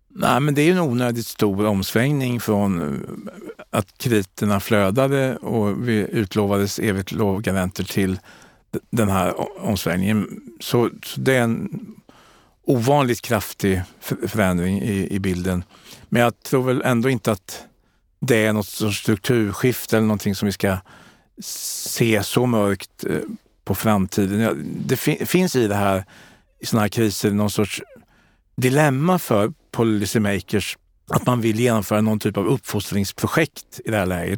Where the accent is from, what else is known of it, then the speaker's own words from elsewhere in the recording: Sweden; där jag kommer ifrån i Kalmar och Kronobergs län